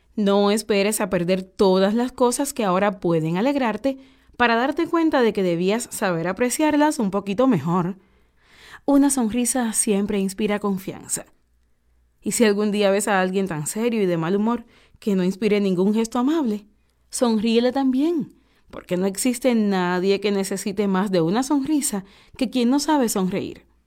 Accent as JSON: {"language": "Spanish", "country": "Cuba", "said": "Nosotros somos gente de Cuba."}